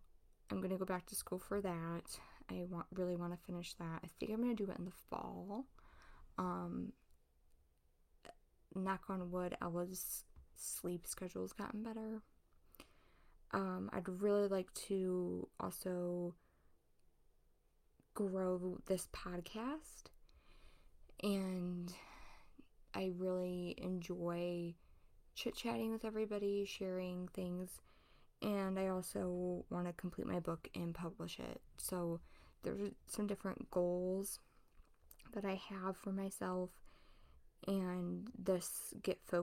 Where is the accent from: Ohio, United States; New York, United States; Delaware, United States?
Ohio, United States; I was born and raised in Ohio. I still live here